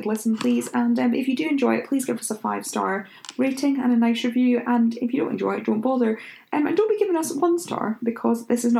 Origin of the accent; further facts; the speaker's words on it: Scotland, United Kingdom; Am I holding him then? Because I'm Scottish.